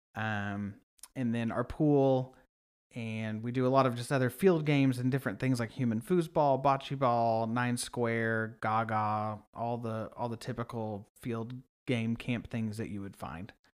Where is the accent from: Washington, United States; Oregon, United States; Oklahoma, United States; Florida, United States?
Oklahoma, United States; Sand Springs; moved away as an adult; now in Oklahoma City, United States; I'm from Sand Springs.